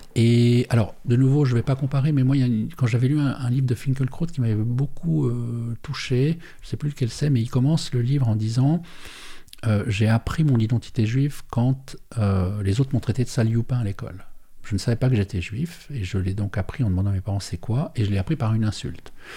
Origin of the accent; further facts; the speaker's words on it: Perreux, Neuchâtel, Switzerland; on vient de Péreux